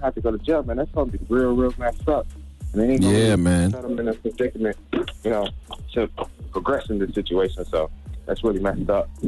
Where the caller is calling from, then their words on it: South Carolina, United States; I'm calling from South Carolina.